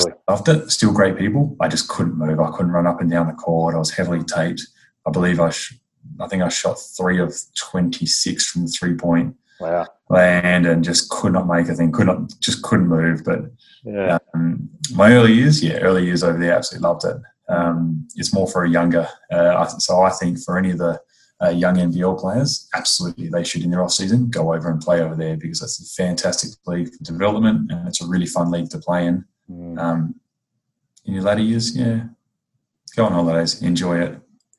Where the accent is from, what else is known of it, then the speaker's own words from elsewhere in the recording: New Zealand; rocked up, and I remember I was from New Zealand.